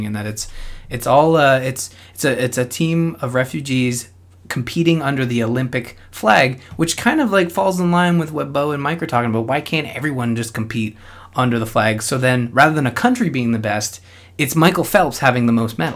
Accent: Canada; as a English-Canadian

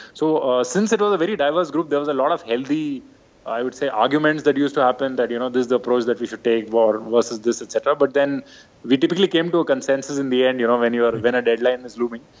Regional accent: Bangalore, Karnataka, India; I was from Bangalore, so very different upbringing, very different culture

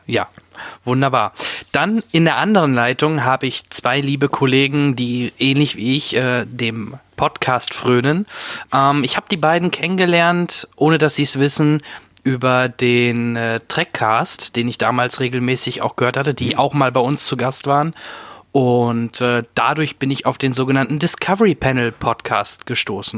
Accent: Soest, North Rhine-Westphalia, Germany; ich komme ja auch aus NRW, aus Soest.

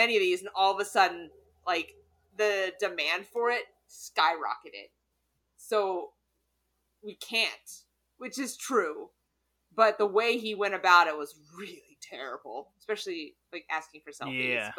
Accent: the South, United States; I'm from the South.

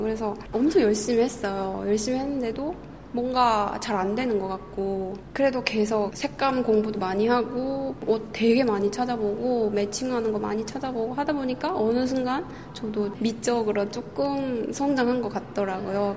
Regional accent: North Korea; now in South Korea; 북한 사람으로서

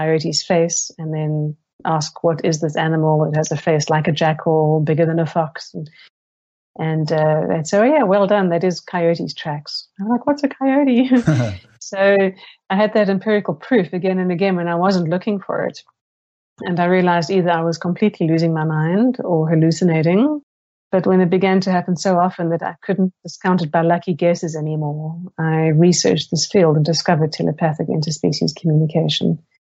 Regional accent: Cape Town, Western Cape, South Africa; moved away as an adult; also born or lived in Silicon Valley, United States / Seattle, United States; I grew up in South Africa.

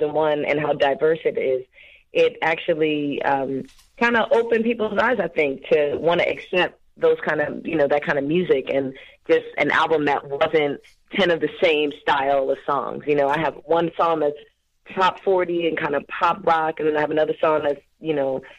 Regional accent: Philadelphia, Pennsylvania, United States; I'm a singer from Philadelphia.

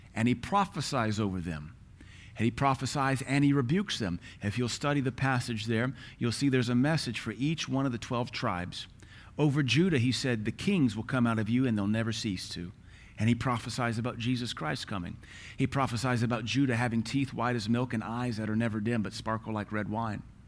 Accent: United States; We're American.

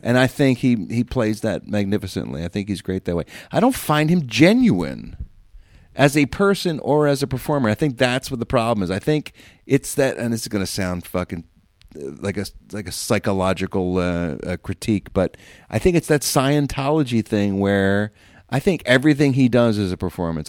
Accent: Philadelphia area, Pennsylvania, United States; born or raised there

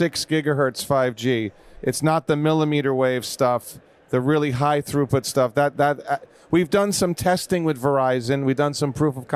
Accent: New York, United States; moved away as an adult; now in California, United States; So I grew up in New York

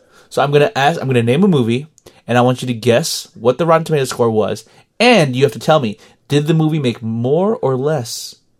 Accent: Sweden; Hi, Georgie. I'm from Sweden.

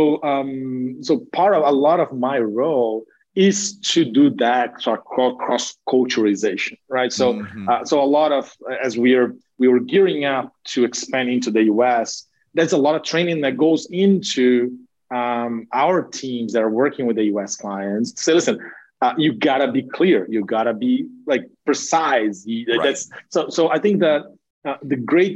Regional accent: Brazil; moved away as an adult; now in United States; having been born and raised in Brazil, but having spent most of my adult career, my adult life in the US

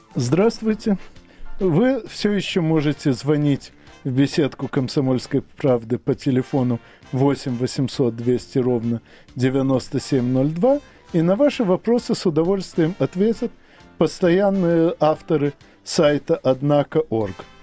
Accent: Ukraine; на моей малой родине

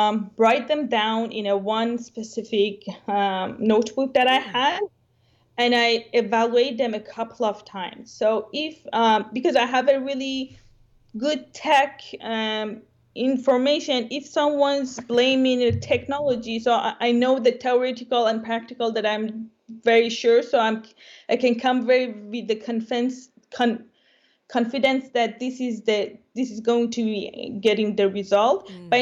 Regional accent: Dubai, United Arab Emirates; English is a second language; also born or lived in Iran; now in Canada; So I born in Iran, I grew up in Dubai.

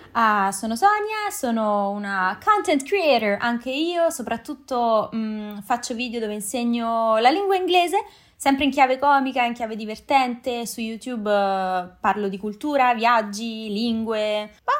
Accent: Rome, Lazio, Italy; moved away as an adult; also born or lived in Japan / United States; now in Canary Islands, Spain; Io sono di Roma

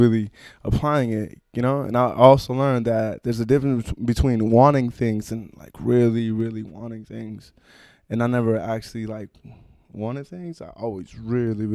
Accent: Oakland, California, United States; I grew up in Oakland

